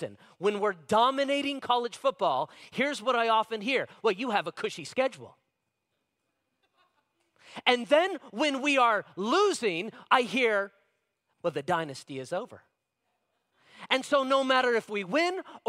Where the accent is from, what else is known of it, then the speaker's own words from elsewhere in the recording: Las Vegas, Nevada, United States; I grew up in Las Vegas, Nevada